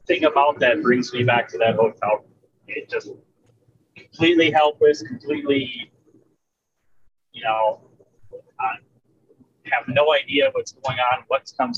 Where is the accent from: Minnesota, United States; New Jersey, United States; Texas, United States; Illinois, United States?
Minnesota, United States; also born or lived in Ohio; I live in Minnesota now. I moved back to my home state. I just went to college in Ohio